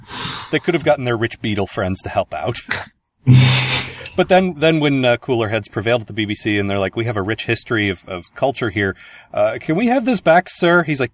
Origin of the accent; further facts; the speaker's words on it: United States; It's like I'm totally American.